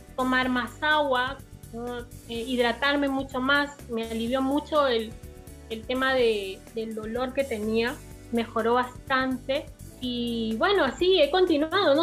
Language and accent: Spanish; Peru; yo soy la única de Perú